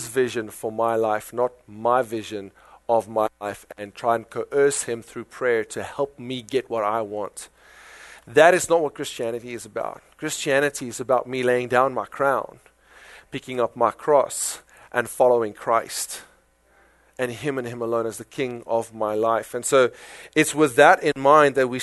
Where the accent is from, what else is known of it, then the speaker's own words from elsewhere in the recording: South Africa; accent: South African; now in United States; my South African accent